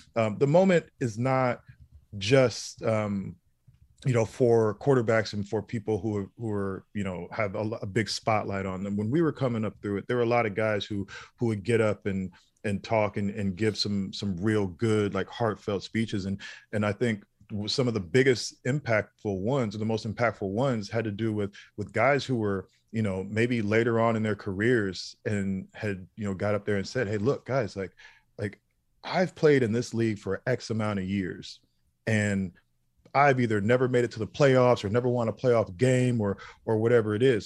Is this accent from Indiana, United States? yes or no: yes; Indiana, United States; moved away as an adult; also born or lived in Boston / New Jersey / Florida; I grew up in Indiana, went to Boston, lived in Jersey